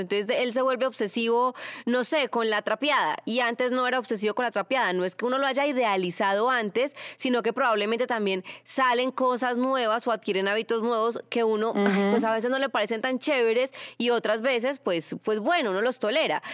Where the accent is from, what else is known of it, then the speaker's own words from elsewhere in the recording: Manizales, Caldas, Colombia; moved away; yo soy de Manizales, y hay una sillita donde siempre me sentaba con mis abuelitos en un barrio que se llama La Francia, en Manizales